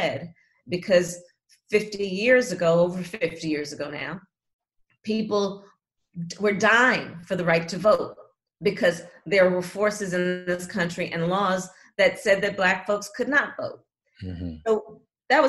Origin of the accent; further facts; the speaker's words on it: California, United States; I'm from California